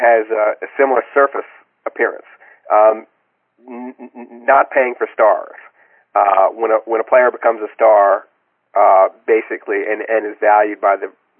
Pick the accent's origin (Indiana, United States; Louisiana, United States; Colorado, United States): Louisiana, United States; New Orleans; I'm from New Orleans